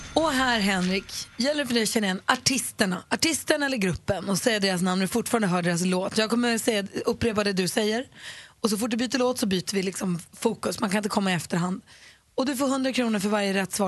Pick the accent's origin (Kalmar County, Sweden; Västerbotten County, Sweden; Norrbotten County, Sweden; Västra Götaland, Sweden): Norrbotten County, Sweden; Luleå; vi hade rykt-SM när jag var liten på Luleå ridklubb